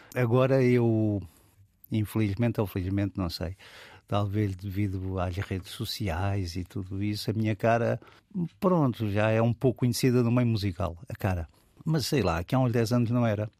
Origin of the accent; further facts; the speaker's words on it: Lisbon, Portugal; also born or lived in Alentejo; now in Almada, Portugal; eu fui criado aqui em Lisboa, na zona da, das Avenidas Novas